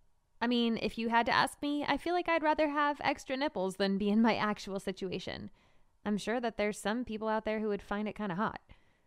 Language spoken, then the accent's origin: English; Marshalltown, Iowa, United States; is the Marshalltown Community College baseball team. And it's not even a real college. As lame as my hometown is, all that lameness kind of helped me.